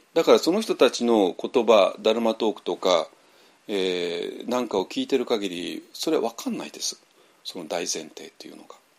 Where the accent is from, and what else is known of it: Japan; moved away as an adult; also born or lived in Myanmar